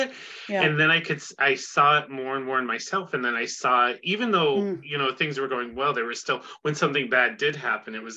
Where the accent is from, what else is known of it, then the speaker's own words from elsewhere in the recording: Northern New York, United States; I'm from Northern New York